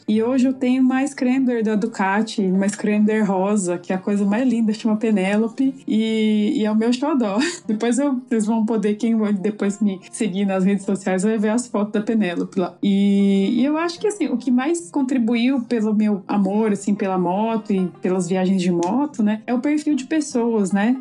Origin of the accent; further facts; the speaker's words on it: Cosmópolis, São Paulo, Brazil; now in Brasília, Brazil; eu nasci em Cosmópolis, no interior de São Paulo, e atualmente moro em Brasília